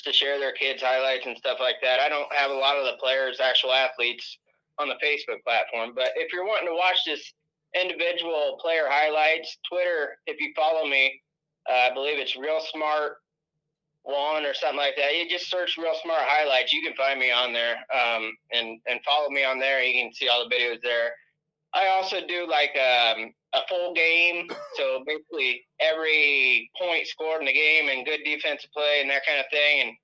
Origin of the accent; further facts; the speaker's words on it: Wapello, Iowa, United States; staying here in my hometown, Wapello